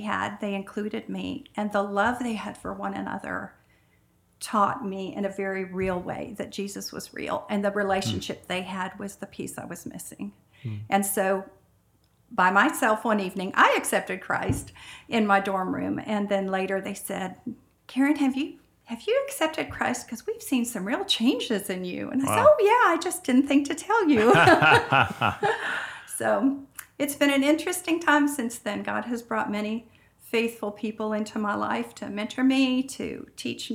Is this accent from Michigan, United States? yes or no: yes; Michigan, United States; I grew up in Michigan